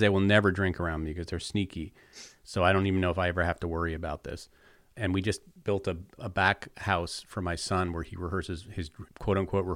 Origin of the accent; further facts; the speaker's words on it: East Coast, United States; growing up on the East Coast with these icy slopes and just freezing